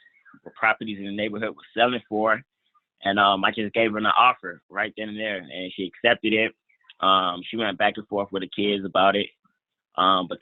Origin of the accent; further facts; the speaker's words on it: Atlanta, Georgia, United States; moved away; Atlanta right now, which is actually like my hometown